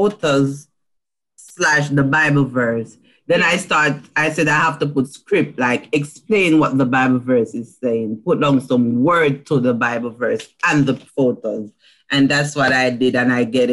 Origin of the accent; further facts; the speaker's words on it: Jamaica; I'm from Jamaica.